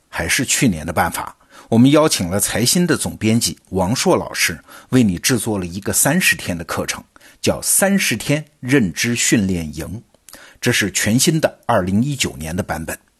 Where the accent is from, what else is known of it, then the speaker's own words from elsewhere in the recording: China; 我们中国人